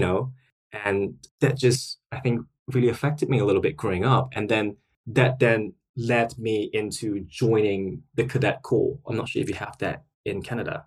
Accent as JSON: {"language": "English", "country": "Singapore", "tie": "born or raised there", "moved": "as an adult", "lives_now": "London, United Kingdom", "said": "So that's where I'm from originally. So I grew up in Singapore"}